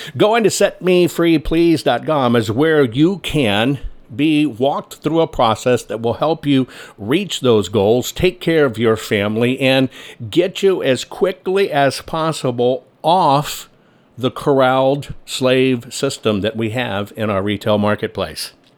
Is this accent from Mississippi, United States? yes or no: no; San Antonio, Texas, United States; also born or lived in Carmel, California / Dallas-Fort Worth, Texas / Washington, D.C.; I grew up in San Antonio, Texas is where I grew up